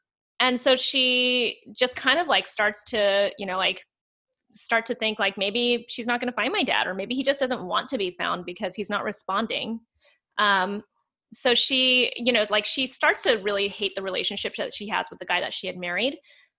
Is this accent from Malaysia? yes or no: no; South Korea; born there; So she decides to have me in Korea. So I was born in Korea.